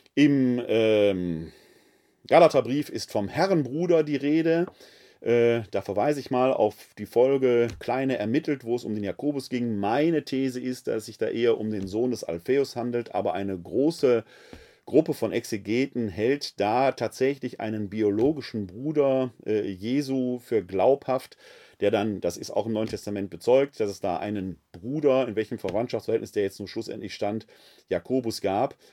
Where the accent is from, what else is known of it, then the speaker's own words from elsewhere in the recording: Essen, North Rhine-Westphalia, Germany; als Kind des Ruhrgebietes, insbesondere meiner Heimatstadt Essen